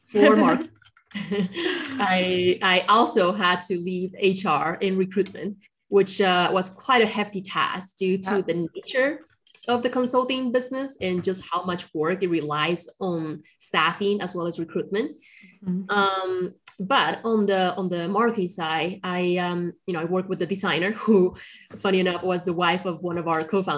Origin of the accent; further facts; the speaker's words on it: Colombia; moved away; also born or lived in China; I'm originally from China, but I grew up in Colombia